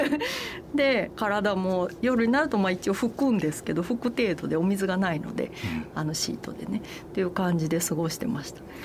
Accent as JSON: {"language": "Japanese", "region": "Osaka", "country": "Japan", "tie": "born or raised there", "moved": "as an adult", "lives_now": "Kyoto, Japan", "said": "私も夫も関西人なんですね、京都の出身ではなく夫は滋賀で私は大阪なんですけれども"}